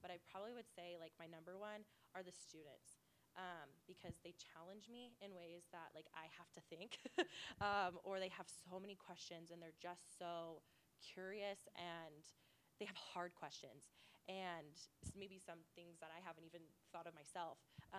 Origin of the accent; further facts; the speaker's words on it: Ogden, Utah, United States; I'm from Washington Heights in Ogden, Utah.